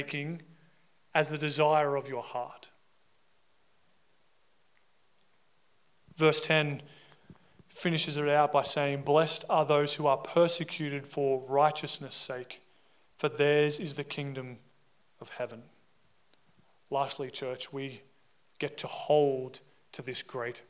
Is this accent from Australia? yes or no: yes; Australia; we as an Australian society